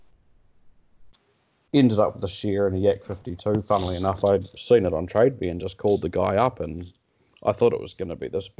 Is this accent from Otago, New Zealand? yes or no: no; Wellington, New Zealand; moved away as an adult; also born or lived in Canterbury; now in Omaka, New Zealand; originally I was from Wellington.